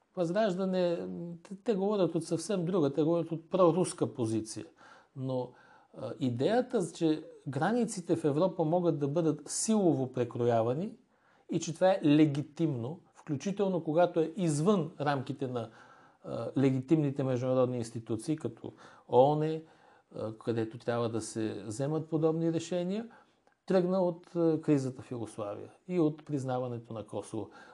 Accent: Bulgaria; аз лично като български гражданин

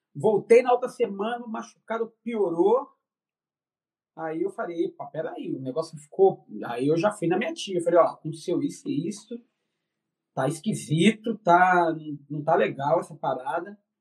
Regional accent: São Paulo, Brazil; eu sou paulista da Gema, né? Nasci no centro da cidade de São Paulo

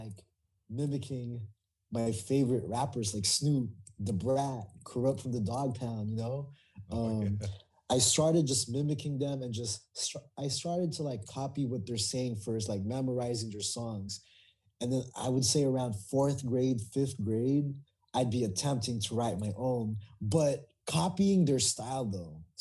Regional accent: Oxnard, California, United States; first language Tagalog; English is a second language; moved away as an adult; also born or lived in Philippines / Orange County, California; now in San Diego, United States; I was born in the Philippines, but I didn't come to Oxnard until I was 10 years old. I came to the country in 1995. So, you know, I grew up there

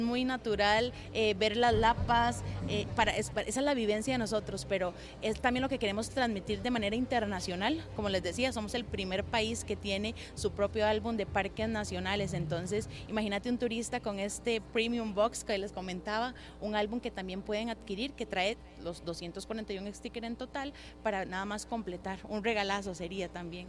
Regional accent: Costa Rica

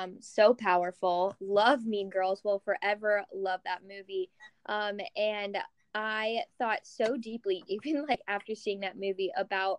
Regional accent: Kentucky, United States; moved away as an adult; also born or lived in San Francisco, California / Scottsdale, Arizona; now in Los Angeles, United States; I grew up in Kentucky

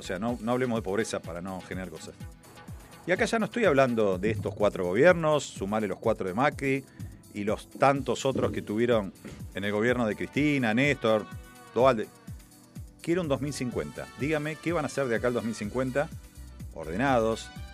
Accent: Buenos Aires, Argentina; lo digo como porteño que soy

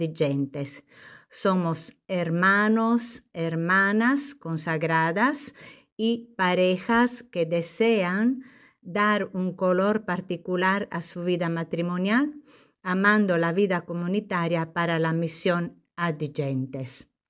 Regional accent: Sardinia, Italy; Spanish is a second language; moved away as an adult; also born or lived in Lima, Peru / southern Italy / northern Italy; now in Puerto Rico; en mi tierra, que es una isla, Sardeña

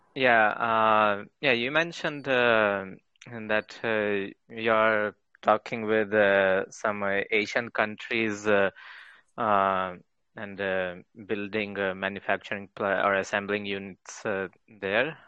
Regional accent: India; moved away as an adult; now in Ufa, Russia; I'm an Indian student in Russia

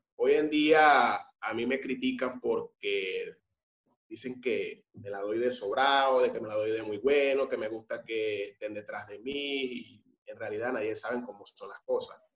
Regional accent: San Francisco, Zulia, Venezuela; moved away; yo vivo en el sur, como te, había comentado mucho antes. Soy de San Francisco

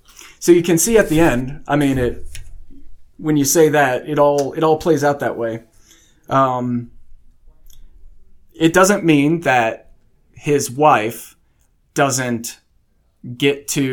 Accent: Illinois, United States; moved away as an adult; also born or lived in South Carolina / Washington / Nebraska / Arkansas; now in Texas, United States; I grew up in Southern Illinois near St. Louis. I moved to South Carolina, then Washington State. We lived in Nebraska, Arkansas, Oklahoma, and now Texas, and we planted roots in Texas.

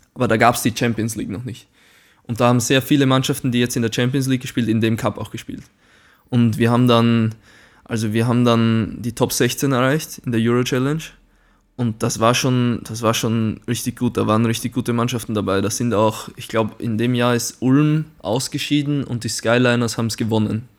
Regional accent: Güssing, Burgenland, Austria; accent: Burgenland dialect; now in Braunschweig, Germany; ich bin aus Güssing

